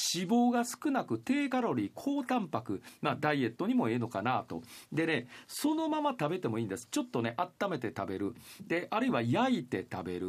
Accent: Shimane, Japan; 私、島根出身

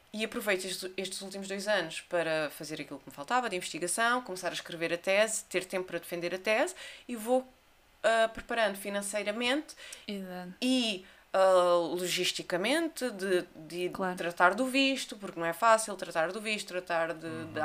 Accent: Olhão, Algarve, Portugal; also born or lived in Fuzeta / United States / Munich; cresci aqui em Olhão, pelo menos até aos, 16 anos, e depois é que fui morar para Arafuzeta.

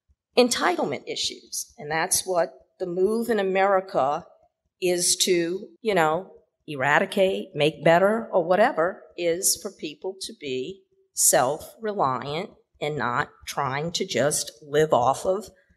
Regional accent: New Orleans, Louisiana, United States; moved away as an adult; also born or lived in Houston, Texas / San Diego / Bay Area, California / Beijing, China; now in Kuala Lumpur, Malaysia; I was born and raised in New Orleans. I lived several years in Houston, Texas, and then I did my doctoral work out in the somewhat in San Diego, and then the Bay Area of California.

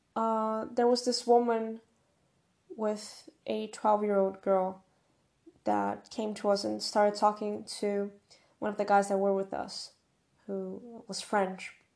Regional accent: Brazil; first language Portuguese; English is a second language

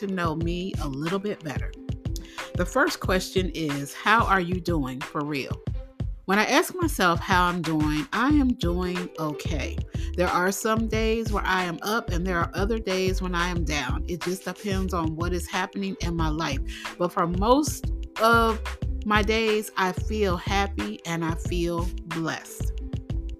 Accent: New Jersey, United States; also born or lived in Philadelphia, Pennsylvania; I am originally from New Jersey. I was born in Philly, but I lived in New Jersey for a good part of my life. Yes, that is where I grew up

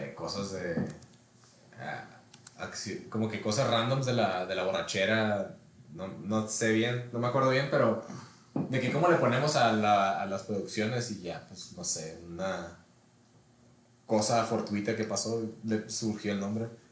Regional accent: Ensenada, Baja California, Mexico; moved away as an adult; now in Culiacán, Mexico; soy de Ensenada. Tengo tres años que me mudé a Culiacán. Allá vivo con mi esposa

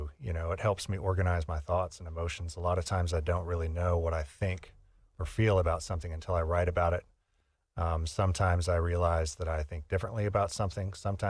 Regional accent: Midwest, United States; I was inspired by... growing up in the Midwest, by the experience I had in the Midwest, in particular the winter.

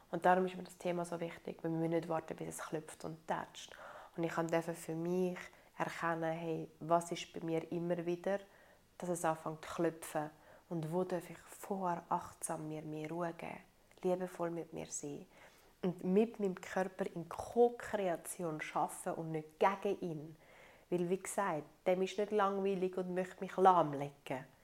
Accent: Italy; ich so als Italienerin bin so ein bisschen erzogen worden

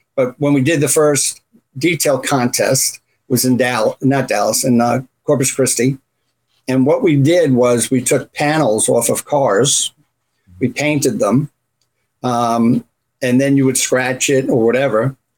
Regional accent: Runcorn, North West England, United Kingdom; also born or lived in Canada; now in United States; I grew up in a town called Runcorn, which is up towards um, the northwest, close between Wales and then Liverpool's across the Mersey.

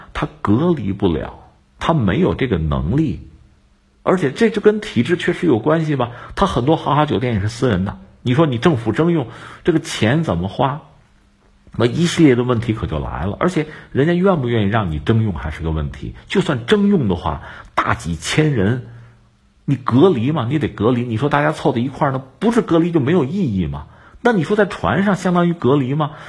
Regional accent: China; 让我们中国人听起来其实是温暖的

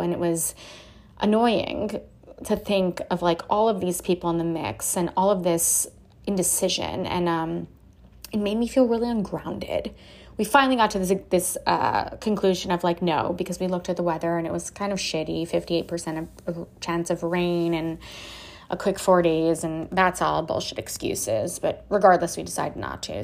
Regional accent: Miami Beach, Florida, United States; now in Austin, United States; I grew up in Miami Beach.

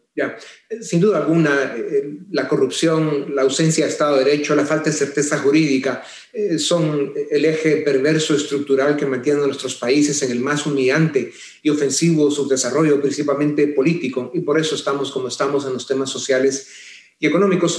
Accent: Guatemala; nuestro país

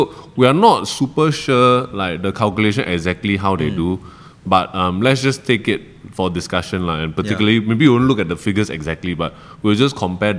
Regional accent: Malaysia; now in Singapore; I think the closest maybe is Malaysia. Yes. Yeah, where I hail from.

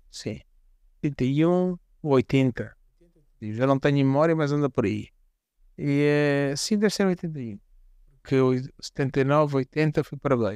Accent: Quelimane, Zambezia, Mozambique; also born or lived in Maruro; Sou oriundo da Zambésia, de facto, cidade de Climano, mas é interessante que tive uma infância eh, também na uma zona rural, onde os meus pais viviam

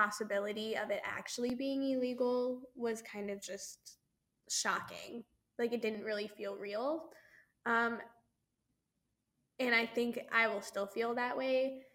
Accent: St. Louis, Missouri, United States; I'm from Missouri, I'm from St. Louis.

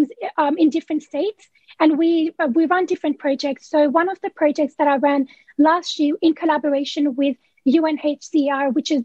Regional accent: Sydney, New South Wales, Australia; I'm from Western Sydney. I live in Maryland within the Cumberland region.

